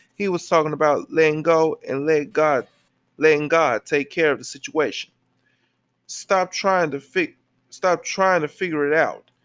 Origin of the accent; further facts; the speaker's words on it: Memphis, Tennessee, United States; I was born and raised in my hometown city of Memphis, Tennessee